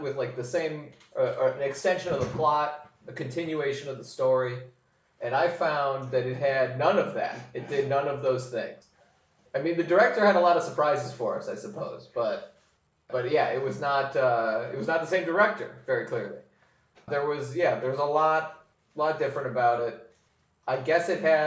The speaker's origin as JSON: {"language": "English", "town": "Huntington Woods", "region": "Michigan", "country": "United States", "moved": "as an adult", "lives_now": "New York, United States", "said": "I'm from Huntington Woods, Michigan, just outside Detroit. And I've been living in New York for the last 8 years."}